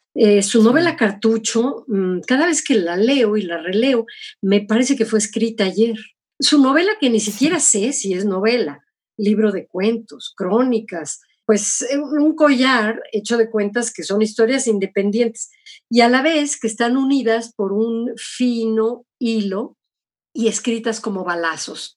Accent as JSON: {"language": "Spanish", "country": "Mexico", "also_born_or_lived": "United States", "moved": "as an adult", "said": "sí, soy mexicana"}